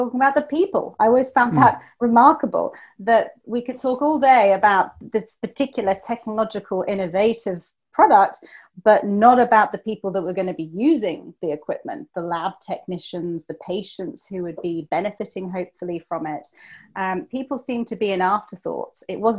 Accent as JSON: {"language": "English", "region": "England", "country": "United Kingdom", "moved": "as an adult", "lives_now": "Gothenburg, Sweden", "said": "when I was in England, I was considered to be Swedish because my mother is Swedish and my father is Greek Cypriot, actually. But now I'm in Sweden, I'm British"}